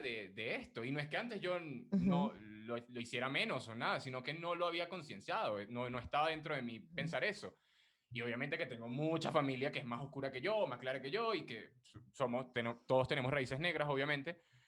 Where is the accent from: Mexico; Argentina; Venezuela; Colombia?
Venezuela; moved away; me di cuenta de que era negro, por decirlo de alguna manera, o que tenía esas raíces, por aquí, cuando migré, porque en Venezuela, nada, nunca, cero